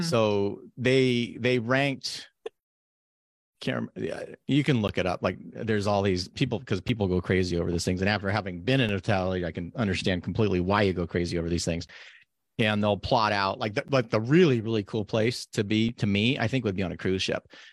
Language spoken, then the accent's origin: English; Nevada, United States; now in Oregon, United States; where I grew up in Nevada